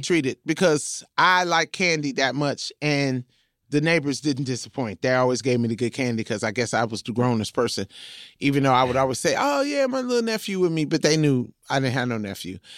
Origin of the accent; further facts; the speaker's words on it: Compton, California, United States; I'm from Compton